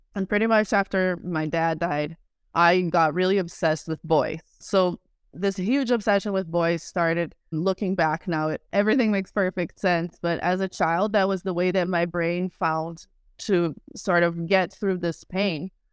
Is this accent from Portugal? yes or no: no; Rio de Janeiro, Brazil; I was born in Rio de Janeiro, Brazil, in a show business family.